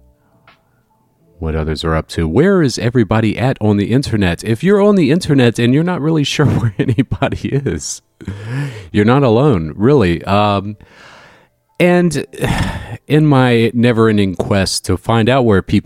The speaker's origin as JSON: {"language": "English", "region": "Northeast Florida", "country": "United States", "tie": "born or raised there", "said": "growing up in Northeast Florida"}